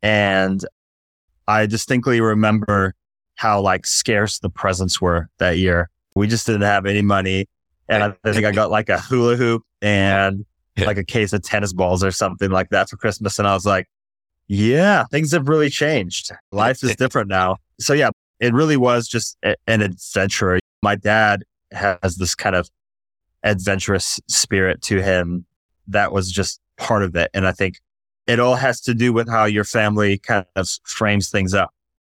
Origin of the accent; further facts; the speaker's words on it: Durban, KwaZulu-Natal, South Africa; also born or lived in Michigan, United States; I was born in Michigan, and then my family moved to South Africa, a town called Durban on the east coast of South Africa when I was 5 years old.